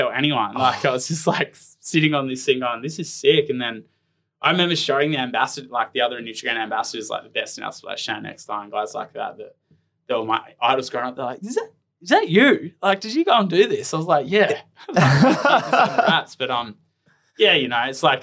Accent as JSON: {"language": "English", "town": "Hobart", "region": "Tasmania", "country": "Australia", "tie": "born or raised there", "also_born_or_lived": "Sunshine Coast, Queensland / Gold Coast, Queensland", "moved": "yes", "said": "where I grew up in Clifton Beach in, like, Hobart"}